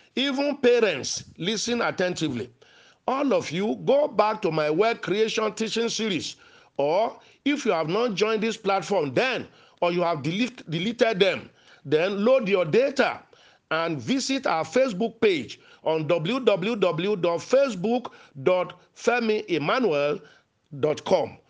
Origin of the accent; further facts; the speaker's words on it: Nigeria; as a young man growing up in Nigeria.